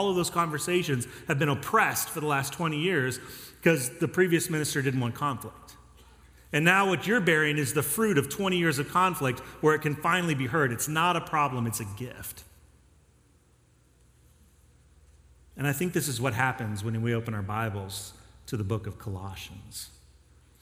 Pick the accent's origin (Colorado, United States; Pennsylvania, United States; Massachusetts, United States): Colorado, United States; Denver; now in Texas, United States; I grew up in Colorado and Denver